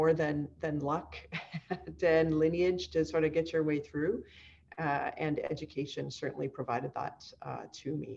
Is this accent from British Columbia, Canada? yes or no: yes; Kamloops, British Columbia, Canada; I'm from British Columbia, born and bred here, either on the coast or spent most of my sort of formative years in the interior in Kamloops